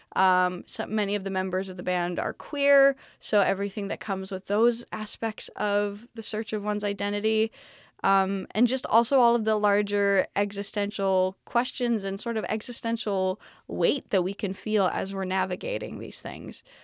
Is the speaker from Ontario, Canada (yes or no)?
no; Montreal, Quebec, Canada; moved away as an adult; I'm originally from Montreal, Canada, so I speak